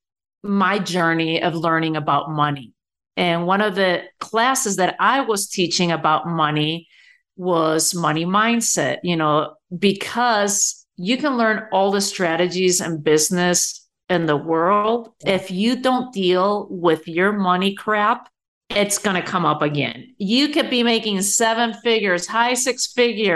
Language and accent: English; Spain; moved away as an adult; also born or lived in New York City; now in United States; I was born and raised in Spain